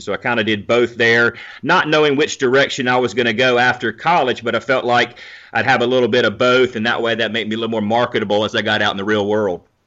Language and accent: English; North Carolina, United States; also born or lived in Georgia; growing up in North Carolina, covered North Carolina football the last twenty years or so